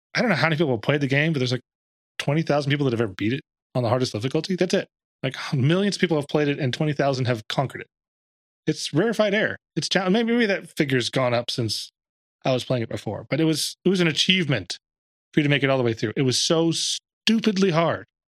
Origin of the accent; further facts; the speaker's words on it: Dallas, Texas, United States; I'm from Dallas